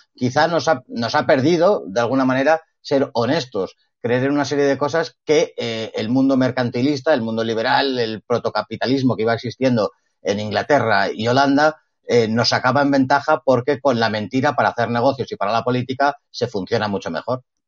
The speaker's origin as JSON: {"language": "Spanish", "country": "Spain", "said": "los españoles"}